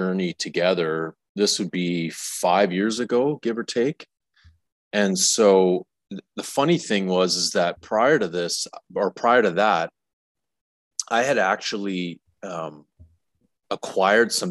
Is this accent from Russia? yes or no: no; Alberta, Canada; moved away as an adult; also born or lived in Saskatchewan / Toronto; now in Tulum, Mexico; I'm a Saskatchewan native. I grew up in Alberta. I spent the last 20 years in Toronto